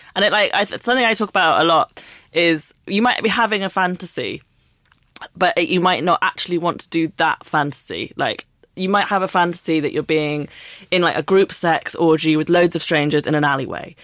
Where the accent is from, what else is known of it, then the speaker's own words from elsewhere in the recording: London, United Kingdom; I grew up in London